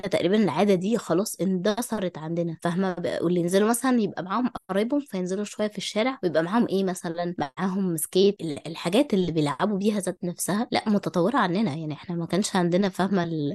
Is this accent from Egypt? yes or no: yes; Egypt; عندنا في مصر